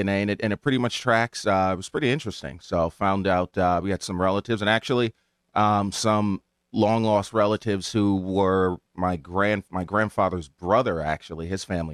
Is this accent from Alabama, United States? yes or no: no; Hamden, Connecticut, United States; I grew up in Hamden